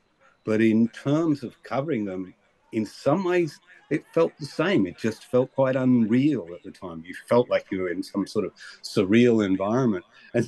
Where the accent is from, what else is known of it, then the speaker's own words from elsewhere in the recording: Australia; I grew up, you know, suffering, wearing the hair shirt of being an Australian cricket fan